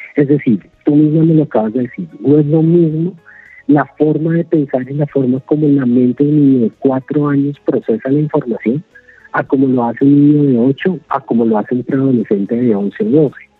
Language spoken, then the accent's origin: Spanish; Colombia; como colombianos